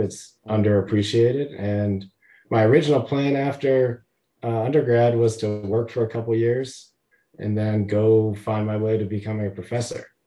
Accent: Hamden, Connecticut, United States; I grew up in Hamden, not New Haven, but you know close enough

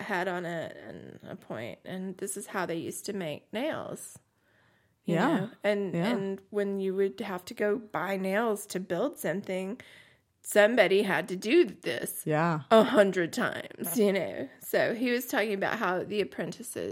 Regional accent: Southeast Texas, United States; accent: Cajun; moved away; I came back from Southeast Texas

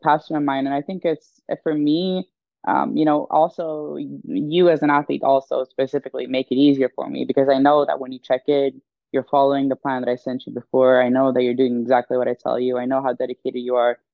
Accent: Stockholm, Stockholm County, Sweden; moved away as an adult; now in United States; I was born and raised in Stockholm, Sweden

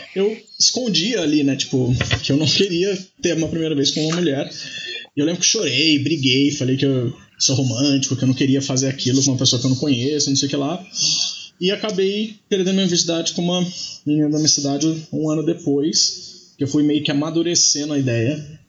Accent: Taubaté, São Paulo, Brazil; moved away as an adult; now in São Paulo, Brazil; eu sou do interior, sou de Taubaté

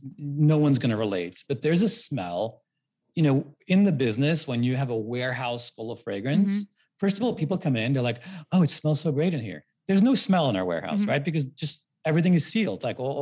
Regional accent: New York, United States; I love New York. I grew up in St. Mark's Square.

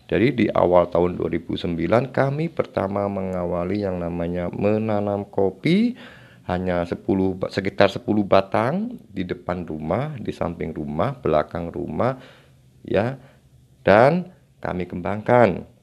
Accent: Pucangan, Central Java, Indonesia; born there; saya lahir di Desa Pucangan, Kecamatan Ambal Kabupaten Kebumen Jawa Tengah Indonesia

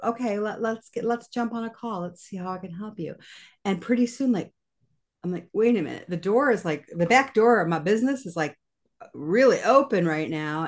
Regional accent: Kalamazoo, Michigan, United States; moved away as an adult; also born or lived in New York; I decided to move my family back to my hometown of Kalamazoo, Michigan

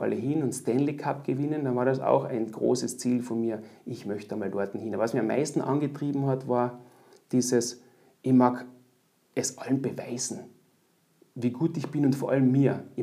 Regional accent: Austria; als Österreicher nach Deutschland gehen und ich war dann doch noch, äh, so richtig erwachsen war ich eigentlich noch gar nicht. Und das war auch die Zeit, wo es nicht so üblich war, als Österreicher im Ausland äh, einen Job zu kriegen als Eishockeyspieler.

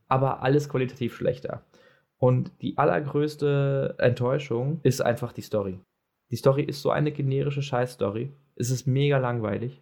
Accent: Germany; ich als Deutscher

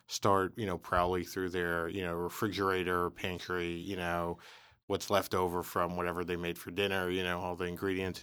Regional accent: New York City, New York, United States; I was from the Bronx

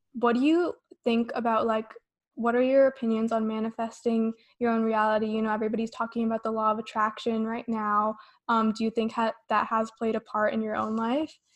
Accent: Las Vegas, Nevada, United States; I'm from Vegas

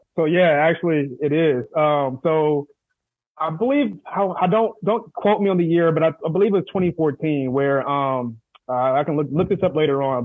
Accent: San Diego, California, United States; from Southeast San Diego

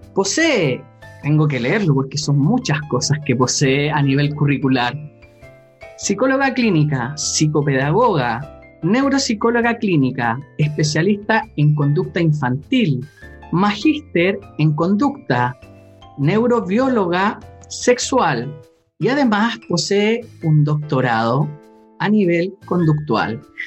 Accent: Chile; cuando era chico acá en Chile

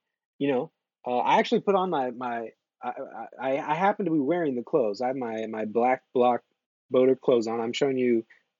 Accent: New York City, New York, United States; I'm lifelong New Yorker over here.

